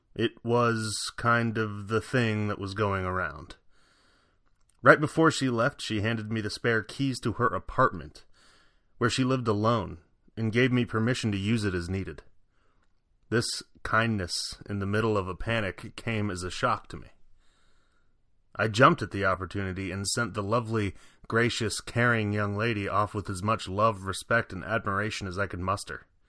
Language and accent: English; Virginia, United States; moved away; also born or lived in Chicago; back in my home state of Virginia